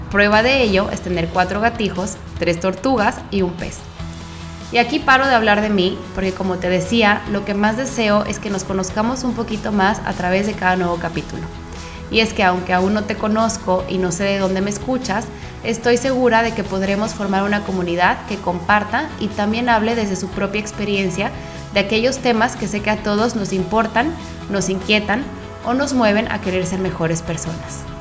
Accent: Mexico; soy mexicana, hija única y me encanta escribir.

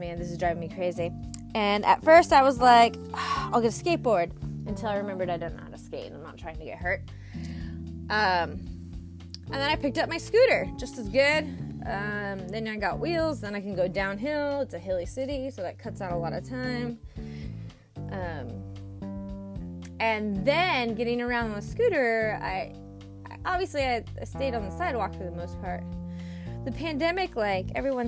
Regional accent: San Diego, California, United States; moved away as an adult; also born or lived in Santa Barbara / San Francisco; I was from San Diego, so I was a SoCal girl coming to the lovely city of San Francisco

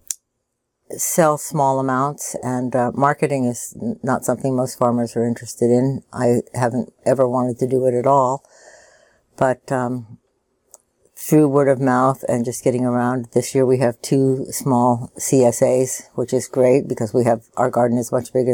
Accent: Washington, District of Columbia, United States; moved away as an adult; now in Oregon, United States; I'm from Washington, D.C.

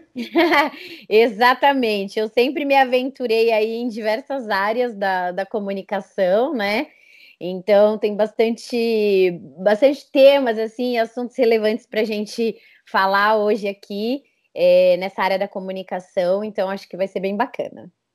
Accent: São Paulo, Brazil; moved away as an adult; now in Campinas, Brazil; eu nasci em São Paulo

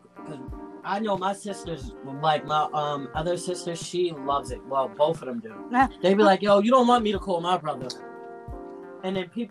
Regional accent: New York, United States; also born or lived in Boston; I'm born and raised in New York. I'm home. I didn't leave

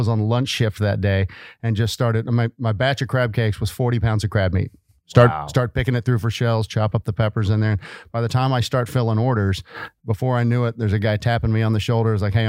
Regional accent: Fort Worth, Texas, United States; Yes, sir. Fourth generation.

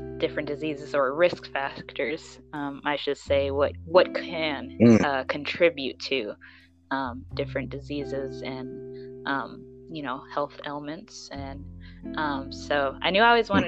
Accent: Kansas City, United States; I am from the Kansas City metropolitan area, if you know where that is, in the Midwest.

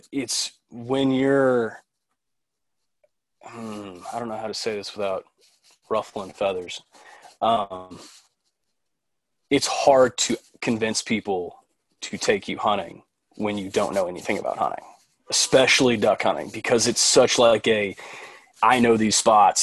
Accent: Dallas, Texas, United States; also born or lived in Oxford, Mississippi; I'm 24 from Dallas. I born and raised in Dallas

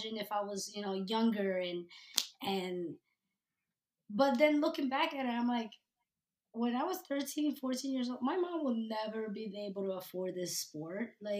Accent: New Jersey, United States; I know that, especially where I grew up in New Jersey, it was a sport for the rich kids.

